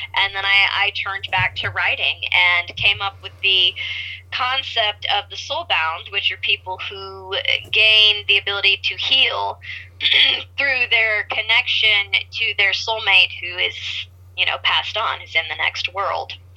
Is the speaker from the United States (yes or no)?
yes; Kansas, United States; I was born in Kansas and out in the country, grew up in the farm